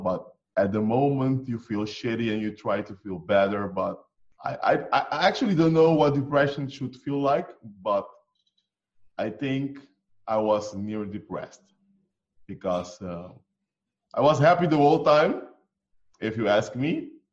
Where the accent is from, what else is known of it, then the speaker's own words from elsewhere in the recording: Curaçao; moved away; we come from Curacao. Curacao is, by the way, it's small, tiny island in the Caribbean